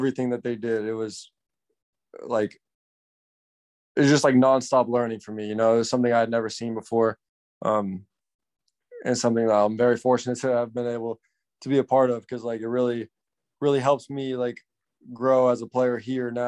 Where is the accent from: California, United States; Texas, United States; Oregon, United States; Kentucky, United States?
Texas, United States; Plano; born or raised there; moved away; also born or lived in Portugal